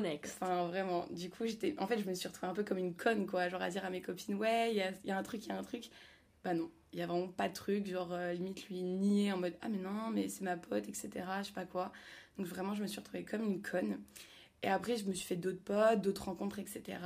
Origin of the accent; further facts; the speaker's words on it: Paris, Île-de-France, France; moved away as an adult; also born or lived in Lille; je suis revenue à Paris pour mon stage, mais de base, je suis parisienne